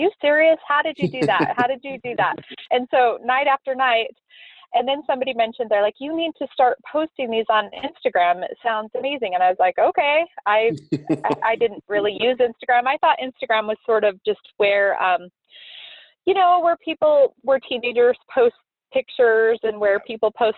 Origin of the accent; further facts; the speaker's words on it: Moab, Utah, United States; I grew up in Moab, Utah